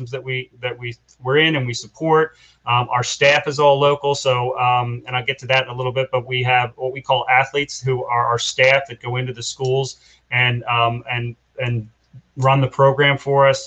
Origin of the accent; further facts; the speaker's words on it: Philadelphia, Pennsylvania, United States; also born or lived in Bensalem, Pennsylvania; I was born and raised in Northeast Philadelphia, Tacony. We moved out of Tacony to Bensalem when I was in seventh grade